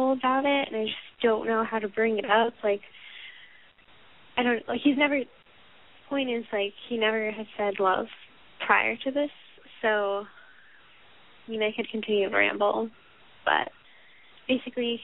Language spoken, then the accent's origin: English; Massachusetts, United States; I am from Massachusetts